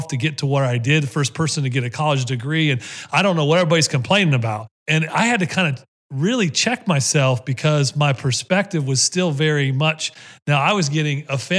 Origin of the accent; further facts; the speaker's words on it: Ohio, United States; even though my papa was from the South, I was raised in Ohio.